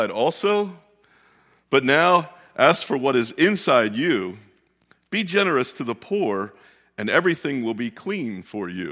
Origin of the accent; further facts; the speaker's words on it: Westminster, Maryland, United States; moved away; where we grew up down in Westminster, Maryland